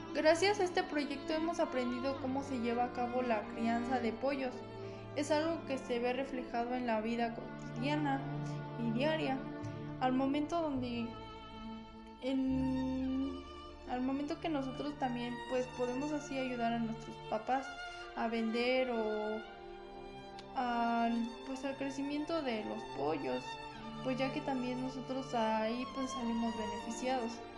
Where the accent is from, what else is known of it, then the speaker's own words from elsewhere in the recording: San Pedro del Alto, State of Mexico, Mexico; Soy de San Pedro del Alto, municipio de San Felipe del Progreso